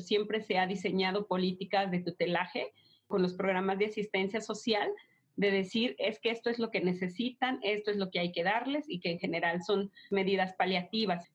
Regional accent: Mexico

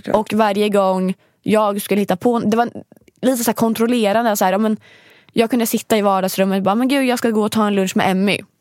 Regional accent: Sweden; jag är svensk

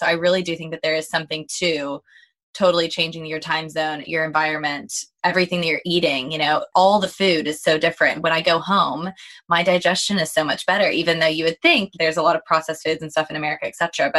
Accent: Texas, United States; now in London, United Kingdom; So, because I'm from Texas, but I'm living in London. And so my, you know, where I was born is so different to the time zone that I'm living in now.

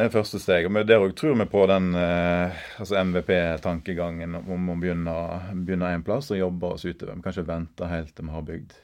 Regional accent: Bømlo, Vestland, Norway; moved away; jeg er bømling. Nå har jeg snart bodd lenger vekk fra Bømlo enn jeg har bodd på Bømlo

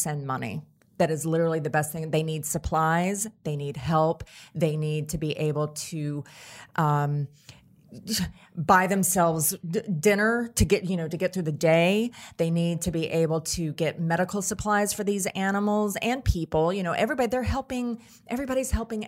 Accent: Tennessee, United States; my home state of Tennessee

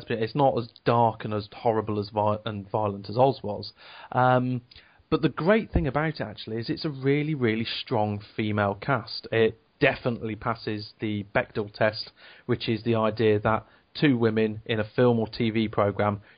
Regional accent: Devon, South West England, United Kingdom; now in Leicester, United Kingdom; I grew up in Devon. My school was a farm, essentially.

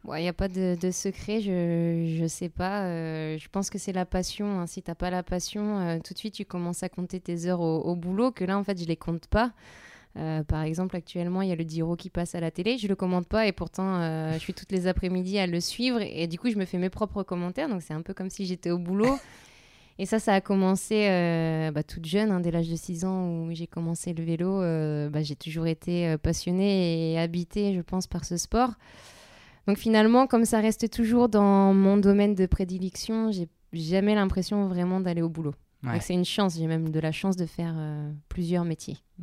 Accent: the North, Hauts-de-France, France; je viens du Nord. Euh, voilà, une famille euh, ouvrière

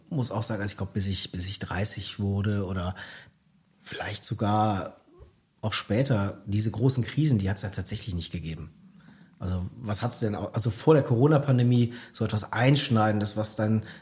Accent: Cologne, North Rhine-Westphalia, Germany; Ja, also ein Blick nach Köln reicht ja 2015. Äh, da hat ja Henriette Reger, Oberbürgermeisterin meiner Heimatstadt, ähm, wurde ja am Vorabend der Wahl äh, mit dem Messer angegriffen

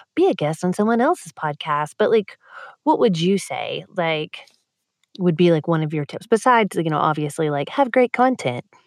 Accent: Texas, United States; as a Texan

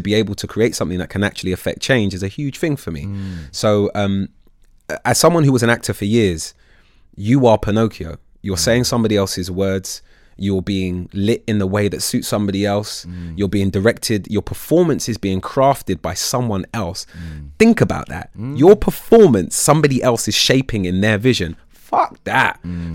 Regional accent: London, United Kingdom; I'm from North London originally. I, I, mean, I moved to Southeast when I was 14, but in North London

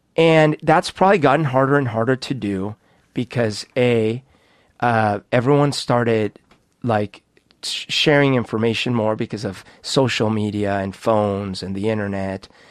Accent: Bogotá, Colombia; also born or lived in United States; now in Seattle, United States; when I grew up in Bogota

